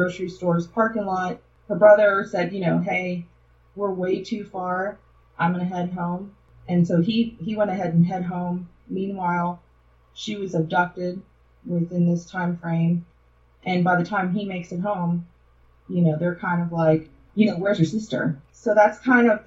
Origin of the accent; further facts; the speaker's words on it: Chicago, Illinois, United States; now in Texas, United States; I'm from Chicago, but I live in Texas